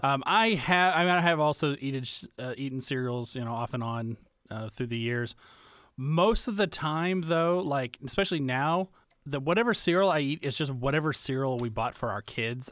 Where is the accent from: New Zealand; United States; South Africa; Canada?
United States; the South; growing up in the South